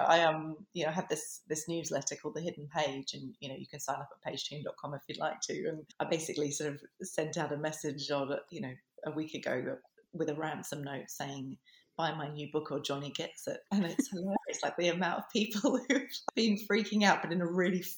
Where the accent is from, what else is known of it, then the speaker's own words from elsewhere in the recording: Adelaide Hills, South Australia, Australia; moved away as an adult; now in England; my hometown. You know, that I grew up in the Adelaide Hills